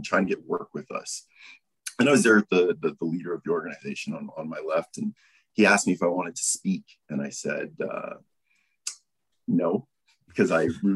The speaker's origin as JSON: {"language": "English", "town": "Calgary", "region": "Alberta", "country": "Canada", "tie": "born or raised there", "said": "born and raised Calgary, still here"}